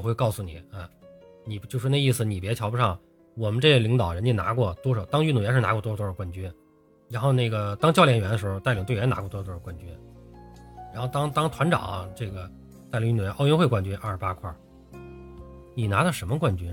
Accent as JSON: {"language": "Chinese", "country": "China", "said": "我们中国人"}